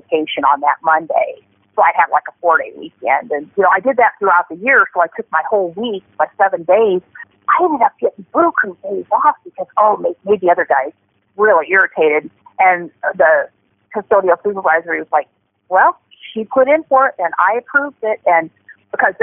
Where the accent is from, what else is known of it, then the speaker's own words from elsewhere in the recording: Omaha, Nebraska, United States; moved away; I'm originally from Omaha, Nebraska